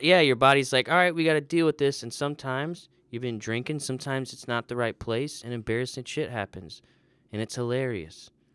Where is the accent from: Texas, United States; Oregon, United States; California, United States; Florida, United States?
Florida, United States; I grew up in Florida